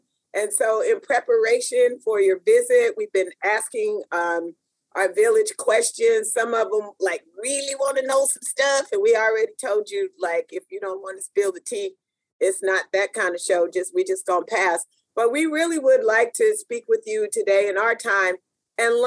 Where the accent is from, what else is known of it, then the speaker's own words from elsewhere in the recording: Tacoma, Washington, United States; Tacoma is such a special place. I mean, as I travel around the world, it's no place like home